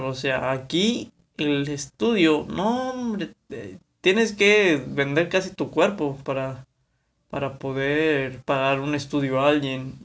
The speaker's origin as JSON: {"language": "Spanish", "town": "Monterrey", "region": "Nuevo León", "country": "Mexico", "said": "Soy de aquí de Monterrey, Nuevo León"}